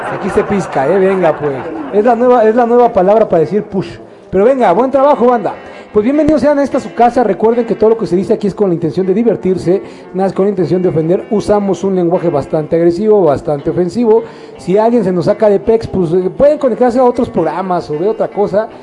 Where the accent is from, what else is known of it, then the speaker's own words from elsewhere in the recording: Mexico; como somos mexicanos